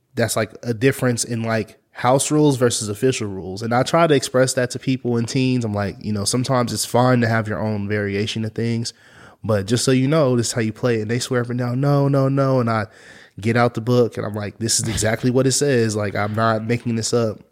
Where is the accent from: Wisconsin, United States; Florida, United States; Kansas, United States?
Kansas, United States; Topeka; I'm from Topeka